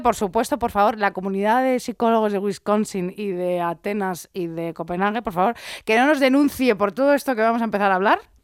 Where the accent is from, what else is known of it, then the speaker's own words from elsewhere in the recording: Madrid, Community of Madrid, Spain; yo es que soy madrileña